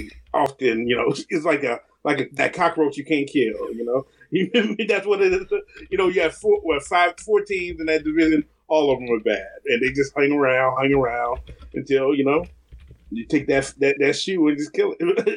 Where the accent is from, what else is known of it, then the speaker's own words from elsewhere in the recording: Texas, United States; I was born in Texas so many years ago.